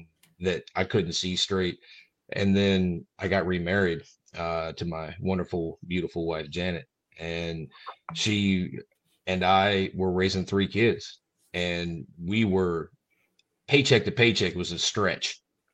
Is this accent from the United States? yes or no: no; Scotland, United Kingdom; so anybody that knew me prior to this, being a Scot, knew my ex-wife.